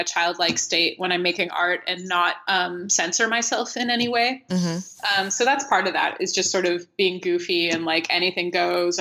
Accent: United States; accent: American; my stupid American accent

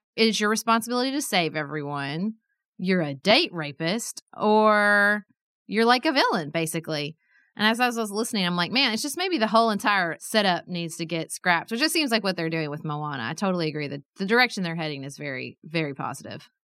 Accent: Paducah, Kentucky, United States; I was a city commissioner in my hometown

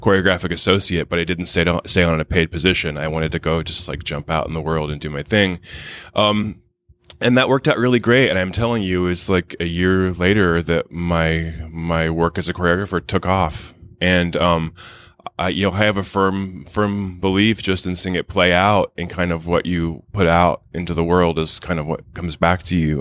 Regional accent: Wichita, Kansas, United States; moved away; I'm from Wichita, Kansas

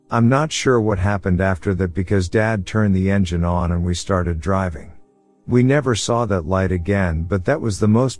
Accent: New South Wales, Australia; About 19 years ago, near my hometown in country New South Wales, I used to get driven to catch a bus from a town called Parks, about 1 hour from my hometown

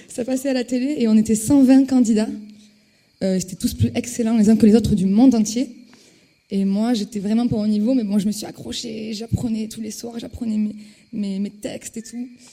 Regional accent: Toulouse, Occitania, France; je suis toulousaine, j'étais à la fac de Toulouse

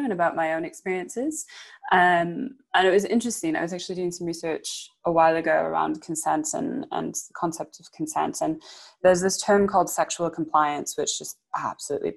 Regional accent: Canada; now in United Kingdom; moving to the UK and growing up in Canada

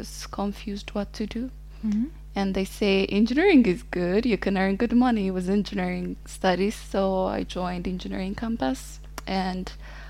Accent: Ethiopia; moved away as an adult; now in Italy; I was born and raised in Ethiopia.

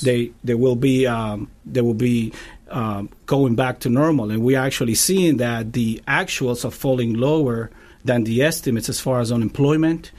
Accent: Cuba; moved away as an adult; now in Tampa, United States; I'm originally from Cuba, and I've been in the, in the States, uh, for twenty years.

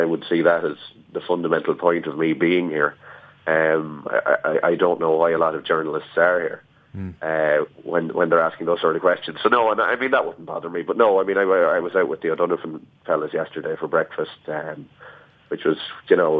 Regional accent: Ireland

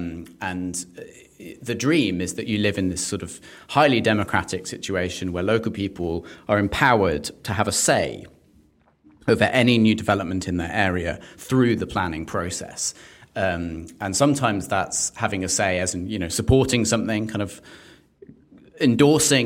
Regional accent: London, United Kingdom; I'm a Londoner

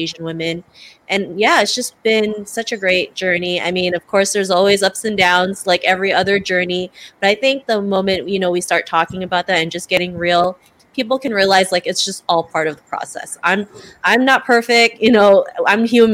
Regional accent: Toronto, Ontario, Canada; also born or lived in Cebu City, Philippines; I'm from Toronto, Canada, originally born in Cebu City, Philippines

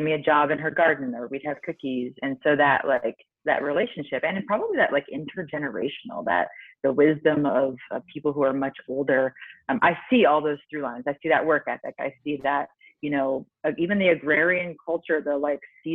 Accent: Nebraska, United States; I grew up in Nebraska, which is, you know, in the Midwest, in the States

